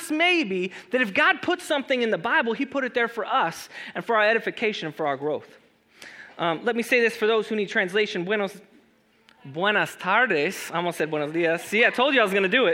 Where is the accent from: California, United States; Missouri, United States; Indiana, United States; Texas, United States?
California, United States; Los Angeles; also born or lived in Chula Vista, California; I grew up in Los Angeles, for those who don't know. And then after Los Angeles, my family moved me to San Diego, to Chula Vista particularly